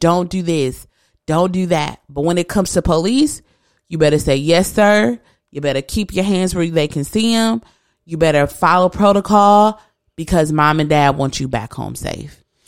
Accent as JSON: {"language": "English", "region": "east side of Michigan", "country": "United States", "moved": "yes", "lives_now": "West Michigan, United States", "said": "I'm not from West Michigan. I'm from the east side of the state."}